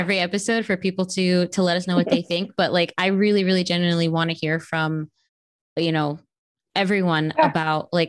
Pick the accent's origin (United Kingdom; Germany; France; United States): United States; Miami, Florida; that's like my hometown